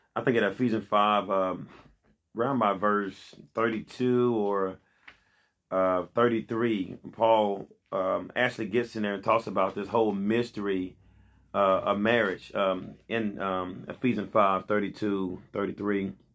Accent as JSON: {"language": "English", "town": "Pine Bluff", "region": "Arkansas", "country": "United States", "tie": "born or raised there", "said": "I'm here in Pine Bluff, born and raised in Pine Bluff"}